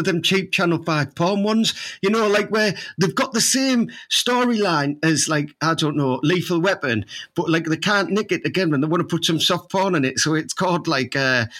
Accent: Teesside, North East England, United Kingdom; I am from Teesside, and I am proud of being from Teesside

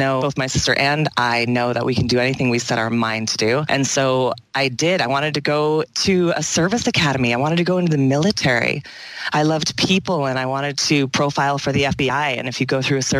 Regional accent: East Lansing, Michigan, United States; I was born and raised in East Lansing, Michigan.

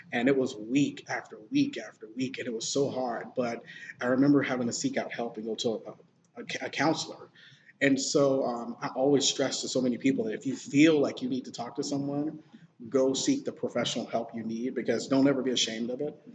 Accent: Sylacauga, Alabama, United States; moved away as an adult; also born or lived in Greenville, South Carolina; I am from a small, teeny tiny city called Sylacauga, Alabama. It's uh, about 30 minutes south of Birmingham okay. in Alabama. So I grew up in the small town

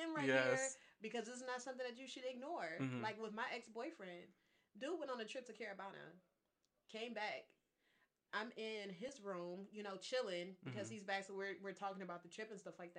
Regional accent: Detroit, Michigan, United States; I'm from Detroit

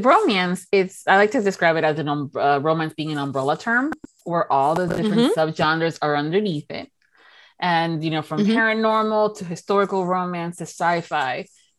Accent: United Kingdom; And I'm like, born and raised in Britain.

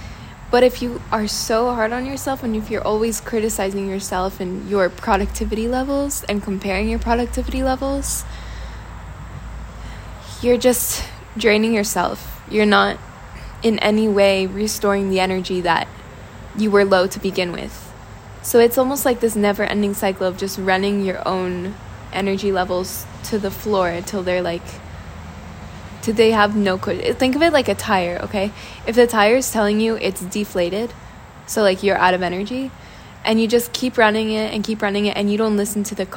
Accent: Washington, District of Columbia, United States; moved away as an adult; now in Italy; I come from Washington, D.C., so there's a lot of work culture

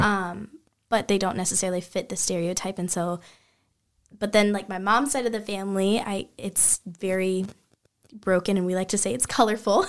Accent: Kansas City, Missouri, United States; I'm from Kansas City, Missouri originally. Um, Missouri, not Kansas.

